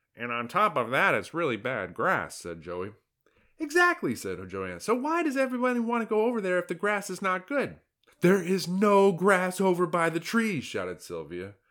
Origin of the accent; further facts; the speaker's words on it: United States; I'm an American, and that's how we pronounce it over here.